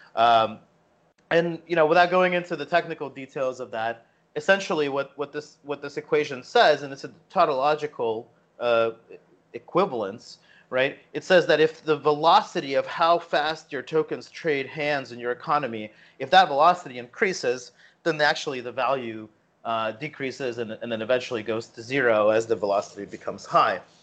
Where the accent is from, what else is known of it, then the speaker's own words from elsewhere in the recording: New Jersey, United States; I grew up in Jersey, so I grew up in kind of like the punk scene